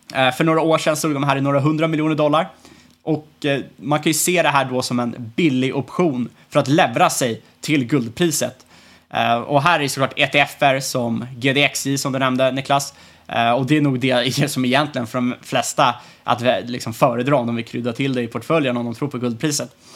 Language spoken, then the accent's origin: Swedish; Sweden